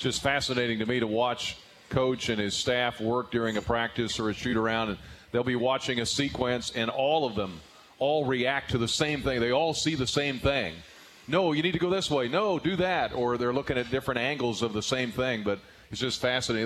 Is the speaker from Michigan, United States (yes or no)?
no; Illinois, United States; for those of us that grew up around here like me